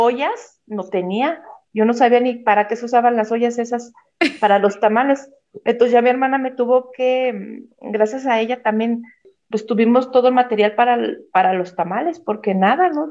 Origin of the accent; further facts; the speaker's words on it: Mexico City, Mexico; moved away as an adult; now in Zacatecas, Mexico; yo soy originalmente de Ciudad de México, pero me vine de vacaciones acá y acá fue donde me casé, acá en Zacatecas.